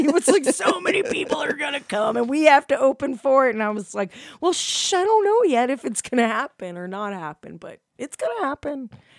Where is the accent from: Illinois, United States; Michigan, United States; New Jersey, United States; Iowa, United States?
Illinois, United States; Chicago; I'm from Chicago, and we always made fun of people from Wisconsin.